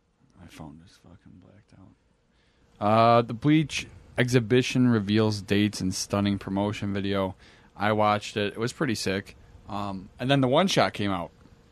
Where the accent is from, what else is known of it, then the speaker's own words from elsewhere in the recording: United States; I'm an American idiot.